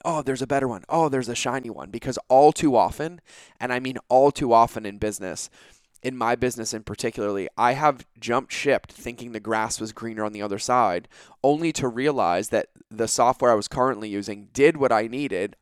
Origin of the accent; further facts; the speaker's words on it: New England, United States; now in California, United States; I grew up on the East Coast. I grew up in New England.